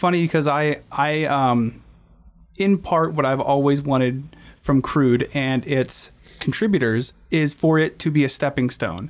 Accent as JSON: {"language": "English", "town": "Anchorage", "region": "Alaska", "country": "United States", "tie": "born or raised there", "said": "we perceive our opinion of Anchorage comes from a place where we're born here. This is home to us."}